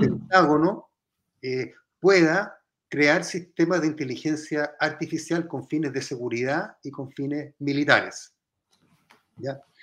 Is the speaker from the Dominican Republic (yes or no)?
no; Chile